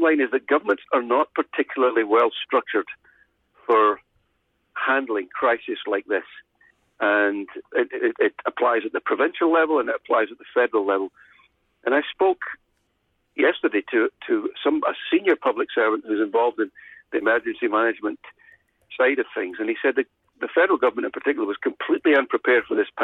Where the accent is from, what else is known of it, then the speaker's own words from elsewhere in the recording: Scotland, United Kingdom; now in Ontario, Canada; my hometown in Scotland